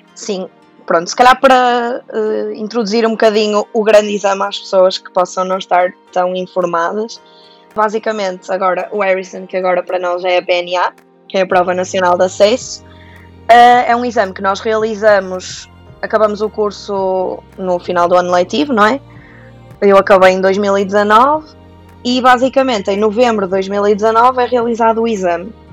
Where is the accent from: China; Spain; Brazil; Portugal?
Portugal; Santa Maria da Feira, Norte; sou de Santa Maria da Feira